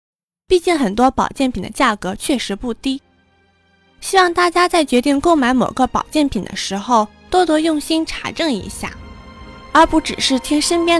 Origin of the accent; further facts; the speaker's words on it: Shandong, China; 我老家就是在山东，阿胶也算是我们那边的名产，走亲访友必备礼品。